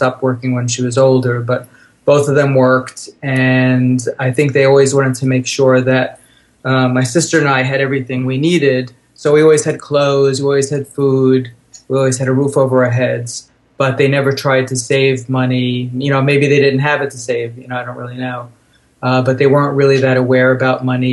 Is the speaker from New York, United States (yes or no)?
yes; Long Island, New York, United States; also born or lived in Brooklyn; I was born on Long Island. My parents had a house.